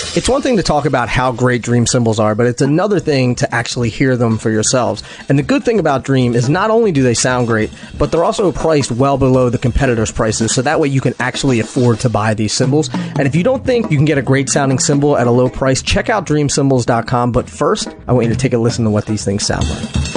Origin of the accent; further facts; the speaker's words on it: Philadelphia, Pennsylvania, United States; moved away; also born or lived in Hoboken, New Jersey; I grew up in Philadelphia, outside of Philadelphia.